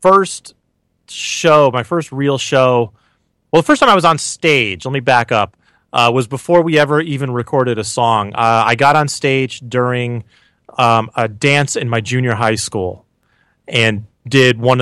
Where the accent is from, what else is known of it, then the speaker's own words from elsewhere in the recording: Connecticut, United States; I grew up in Connecticut